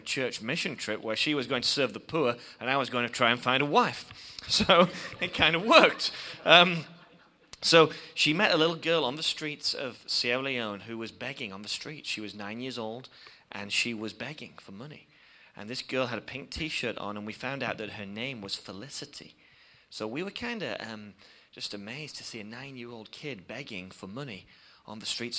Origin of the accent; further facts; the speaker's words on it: England, United Kingdom; we come from England, as you can probably tell by my accent